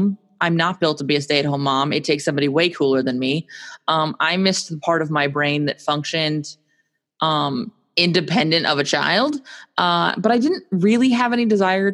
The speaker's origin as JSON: {"language": "English", "town": "Phoenix", "region": "Arizona", "country": "United States", "tie": "born or raised there", "moved": "yes", "lives_now": "Southern California, United States", "said": "I grew up in Phoenix, Arizona, which is quite hot."}